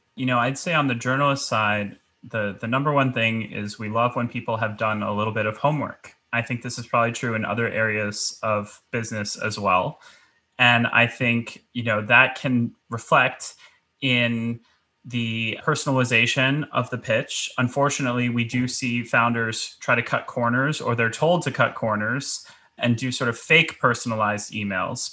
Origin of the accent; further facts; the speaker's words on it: New York City, New York, United States; as a New Yorker